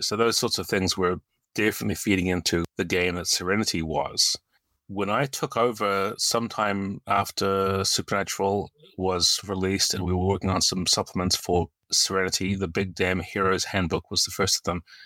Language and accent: English; New Zealand; moved away; also born or lived in United States; Uh, I'm a New Zealander. I was born here, and I moved to the U S in about nineteen ninety-six, and, uh, lived there for twenty-two years before moving back here to New Zealand in twenty eighteen.